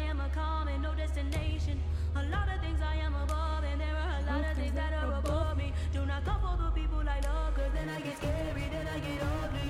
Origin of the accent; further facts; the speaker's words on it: Quebec, Canada; If the second I leave the province, I'm a Quebecer.